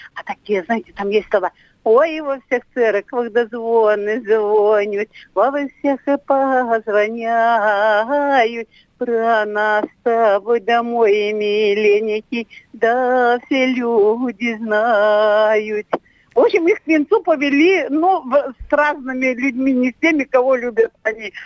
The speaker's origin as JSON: {"language": "Russian", "region": "Tyumen Oblast", "country": "Russia", "tie": "born or raised there", "said": "я родилась и выросла в деревне, которую основали белорусы в 1897 году"}